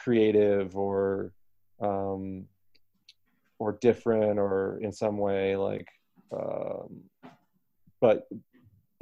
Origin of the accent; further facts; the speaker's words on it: United States; I have an American passport